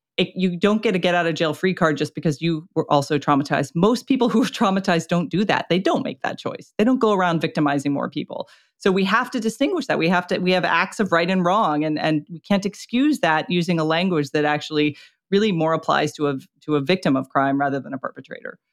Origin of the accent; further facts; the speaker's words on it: Florida, United States; I was born and raised in Florida